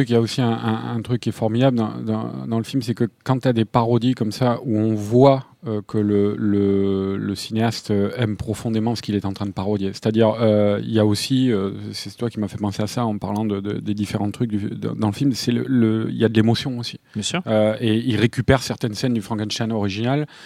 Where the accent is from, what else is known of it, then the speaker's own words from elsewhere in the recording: France; en tant que français